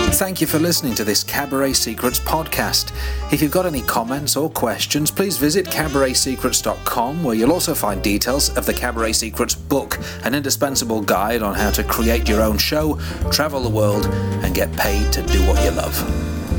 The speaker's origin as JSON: {"language": "English", "town": "Cleethorpes", "region": "Yorkshire and the Humber", "country": "United Kingdom", "tie": "born or raised there", "said": "my hometown of Cleethorpes"}